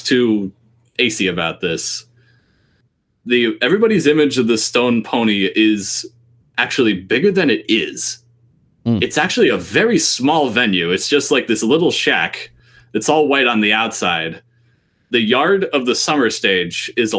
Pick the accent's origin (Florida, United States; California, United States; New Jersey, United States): New Jersey, United States; Ocean Grove; now in Philadelphia, United States; I grew up in Ocean Grove, New Jersey, which is right next to it